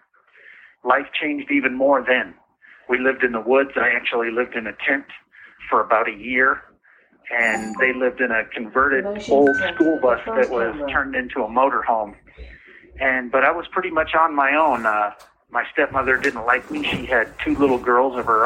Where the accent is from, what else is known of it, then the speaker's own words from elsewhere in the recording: Everett, Washington, United States; I grew up in Everett, Washington